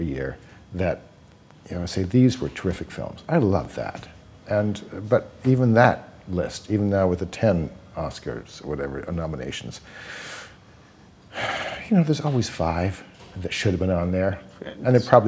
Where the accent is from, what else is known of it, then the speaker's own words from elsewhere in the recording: London, Ontario, Canada; moved away; London, Ontario, Canada